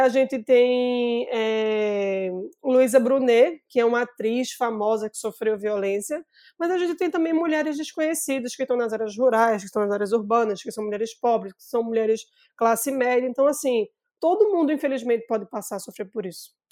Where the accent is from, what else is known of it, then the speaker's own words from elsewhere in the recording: Recife, Pernambuco, Brazil; eu sou recifense, sou aqui de Pernambuco